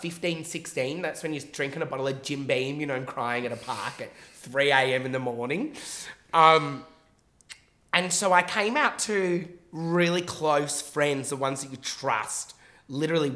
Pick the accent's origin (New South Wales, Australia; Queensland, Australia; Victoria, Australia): Victoria, Australia; Mill Park; I'm a boy from Mill Park